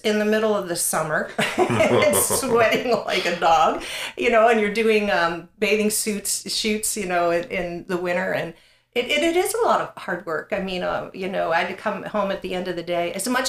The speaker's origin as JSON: {"language": "English", "region": "Pennsylvania", "country": "United States", "said": "But we came from South Central Pennsylvania, the Harrisburg, Mechanicsburg, you know, Hershey area."}